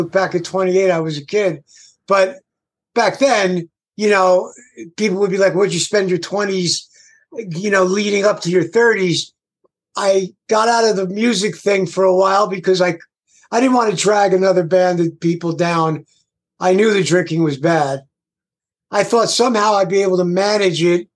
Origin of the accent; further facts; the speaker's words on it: Garfield, New Jersey, United States; also born or lived in Passaic, New Jersey; Born in Passaic, New Jersey, and not too far from there as an adult, basically. I grew up in Garfield, New Jersey.